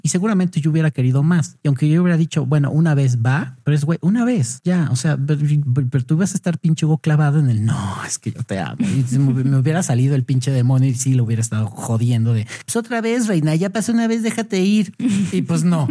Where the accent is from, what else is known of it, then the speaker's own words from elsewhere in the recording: Mexico; yo, güey, soy de México